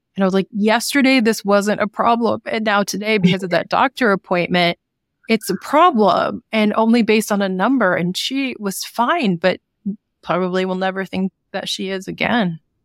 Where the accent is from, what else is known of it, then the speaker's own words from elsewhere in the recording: Sacramento, California, United States; also born or lived in Oregon / Oakland; I grew up in Sacramento